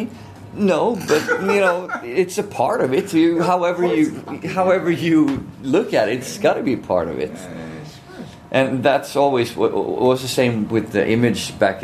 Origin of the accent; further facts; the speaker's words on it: Gothenburg, Västra Götaland, Sweden; I'm from Gothenburg